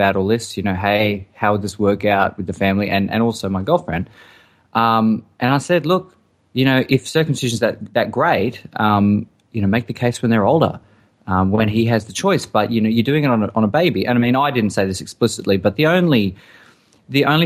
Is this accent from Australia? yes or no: yes; Australia; we grew up in Australia